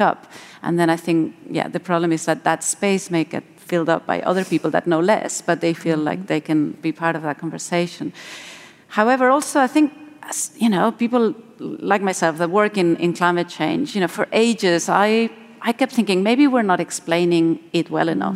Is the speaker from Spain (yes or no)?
yes; Spain; moved away; I'm, I'm originally from Spain